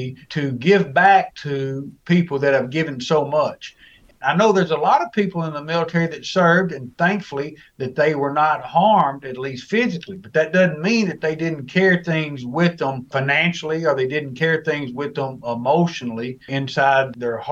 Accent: Arkansas, United States; also born or lived in Germany; I grew up in the great state of Arkansas

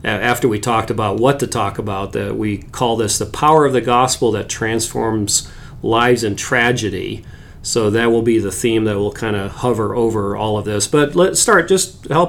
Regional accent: Papua, Indonesia; the same part where I grew up in Papua

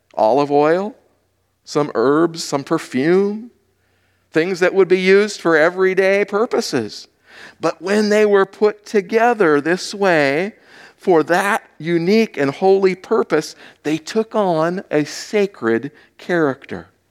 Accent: Hawaii, United States; moved away; I grew up in Hawaii.

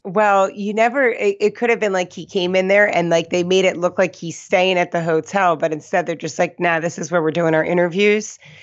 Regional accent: East Coast, United States; accent: East Coast; My East Coast accent.

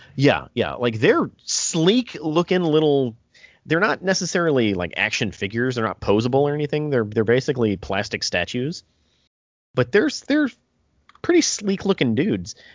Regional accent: United States; I'm American

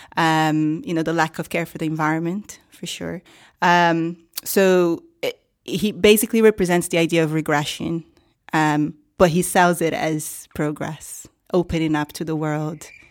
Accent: Rio de Janeiro, Brazil; moved away; I come from Rio, um, Rio de Janeiro, and, um, you know, middle class in Rio

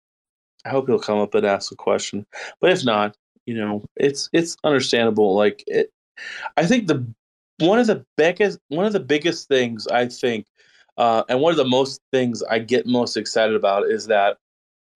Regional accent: Austin, Texas, United States; Austin, that's my hometown

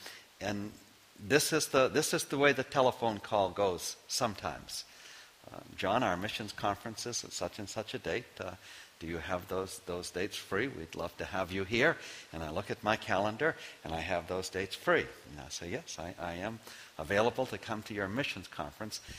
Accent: Maine, United States; Knowing I am from Maine

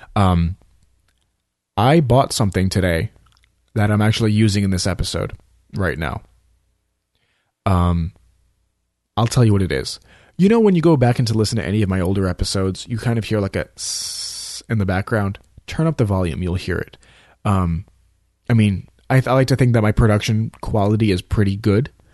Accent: New York City, New York, United States; now in Florida, United States; I'm from New York, you know, I'm from Staten Island. I was born there, you know, and I visit New York as often as I can, even though I live here in Florida.

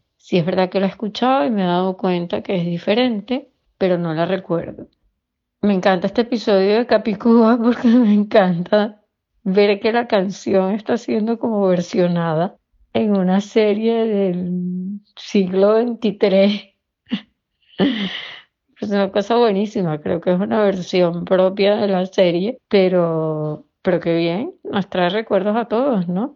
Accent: Caracas, Capital District, Venezuela; now in Madrid, Spain; de Caracas, Venezuela vivo en Madrid, España.

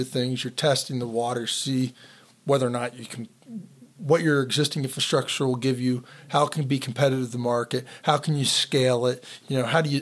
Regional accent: Pittsburgh, Pennsylvania, United States; I'm from Pittsburgh

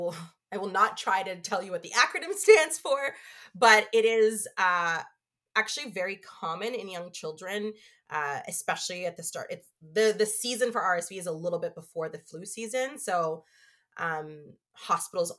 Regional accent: Canada; also born or lived in Toronto / United Kingdom; now in Ottawa, Canada; I came back home to Canada and I started working in marketing

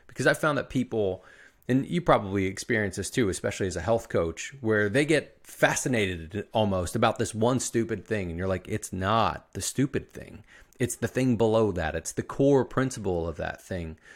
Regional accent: Philadelphia, Pennsylvania, United States; you're not from Philadelphia like I am.

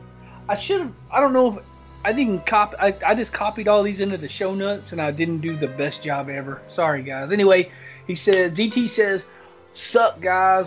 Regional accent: the South, United States; I'm from the South

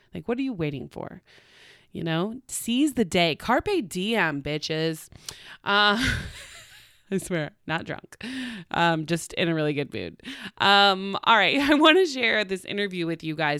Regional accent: Oklahoma, United States; now in California, United States; I'm from Oklahoma

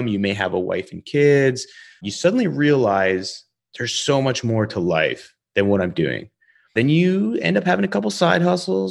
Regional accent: Calgary, Alberta, Canada; also born or lived in Denver, Colorado; being from Calgary, Alberta

